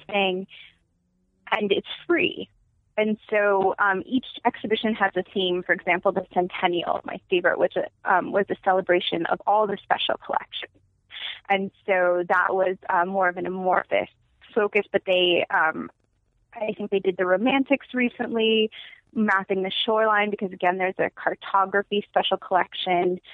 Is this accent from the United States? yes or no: yes; Los Angeles, California, United States; also born or lived in New York; I'm from LA.